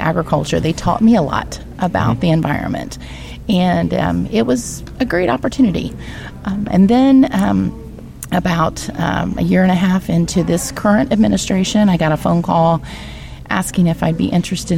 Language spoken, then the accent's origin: English; United States; I hail from Hancock County, where I live on our family farm